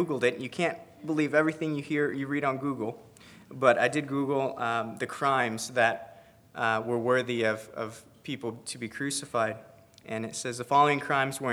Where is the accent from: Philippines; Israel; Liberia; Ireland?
Philippines; I'm Filipino